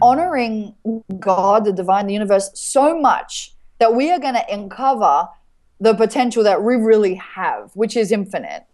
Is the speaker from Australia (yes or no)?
yes; Australia; I'm grateful to be an Australian